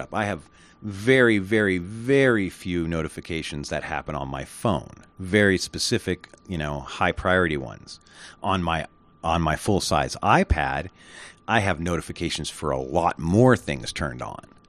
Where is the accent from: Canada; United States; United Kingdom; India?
United States; I'm an American